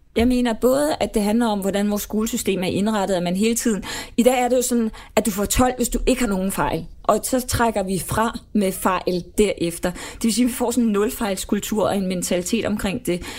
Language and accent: Danish; Denmark; som dansker